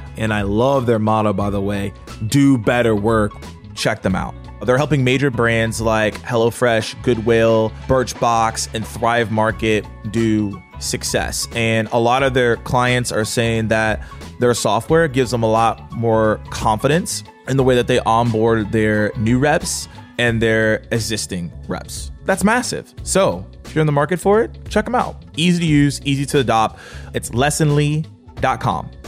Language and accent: English; Atlanta, Georgia, United States; I'm from Atlanta.